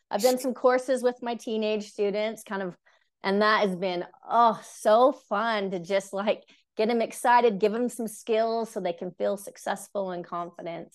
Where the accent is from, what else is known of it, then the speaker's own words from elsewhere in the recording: Cache Valley, Utah, United States; I was born here in Utah, so I'm raised here up in Cache Valley specifically